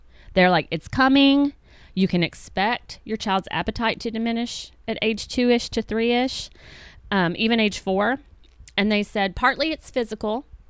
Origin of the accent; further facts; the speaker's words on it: United States; as American parents